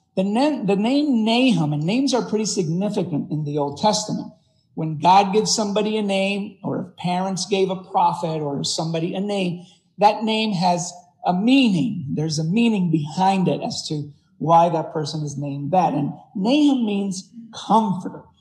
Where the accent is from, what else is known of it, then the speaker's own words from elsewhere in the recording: Puerto Rico; moved away; I was raised in Puerto Rico